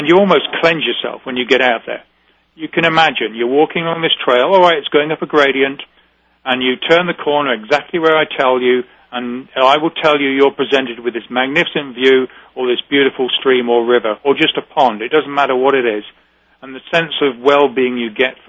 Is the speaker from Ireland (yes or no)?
no; United Kingdom; now in New England, United States; We're very British